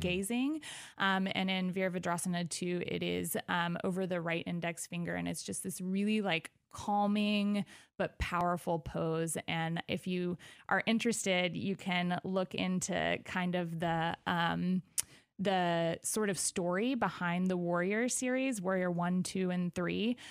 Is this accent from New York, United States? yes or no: no; Arthur, Illinois, United States; also born or lived in Evansville, Indiana / Baton Rouge, Louisiana; now in Decatur, United States; I grew up in Arthur, Illinois, um, which is about thirty minutes outside of Decatur